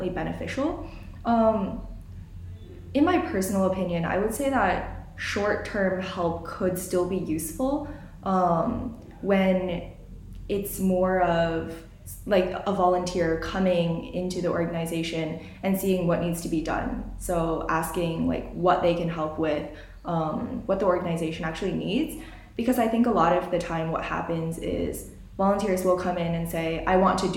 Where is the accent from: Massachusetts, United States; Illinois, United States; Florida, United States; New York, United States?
Illinois, United States; moved away as an adult; now in Udaipur, India; This was in Illinois where I live, so my hometown